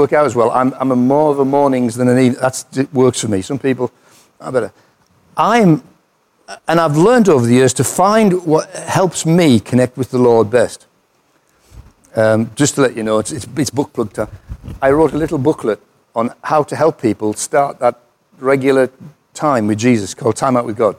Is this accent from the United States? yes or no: no; United Kingdom; I'm British